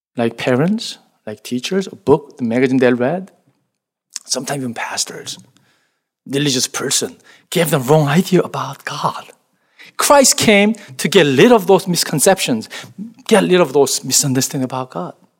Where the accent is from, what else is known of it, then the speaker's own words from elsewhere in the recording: South Korea; English is a second language; moved away; The village that, where I grew up in Korea